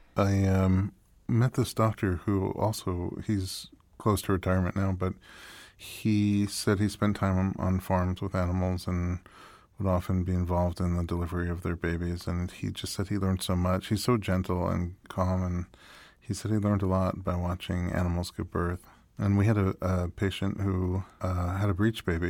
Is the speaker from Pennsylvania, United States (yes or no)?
no; New York, United States; moved away; also born or lived in Nebraska; I grew up in New York